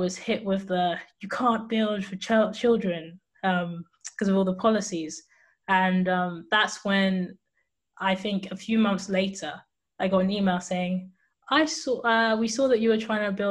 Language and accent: English; England, United Kingdom; also born or lived in Cambridge; I am from England, United Kingdom. And I'm based in Cambridge, but right now I'm in Bristol